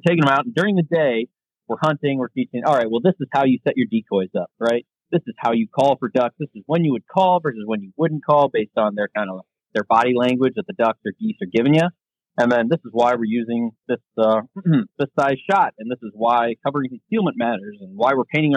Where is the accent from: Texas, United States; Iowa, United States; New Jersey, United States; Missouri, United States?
Missouri, United States; I grew up in Missouri